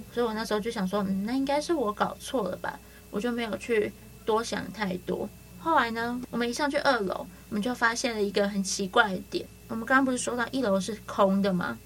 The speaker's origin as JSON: {"language": "Chinese", "region": "Yilan County", "country": "Taiwan", "said": "我们移了那边又是比较潮湿的"}